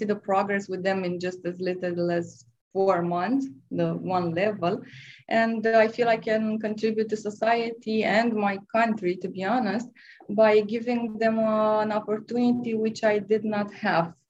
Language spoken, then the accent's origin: English; Romania; I'm from Romania.